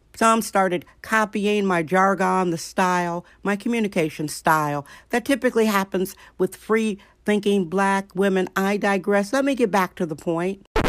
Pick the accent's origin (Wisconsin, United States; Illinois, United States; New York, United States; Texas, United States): Wisconsin, United States; now in San Francisco, United States; Did I say my home state, Wisconsin?